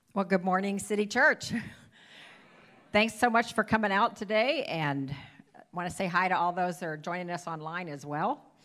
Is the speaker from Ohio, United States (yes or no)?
yes; Ohio, United States; moved away as an adult; now in Iowa, United States; I was born and raised in Ohio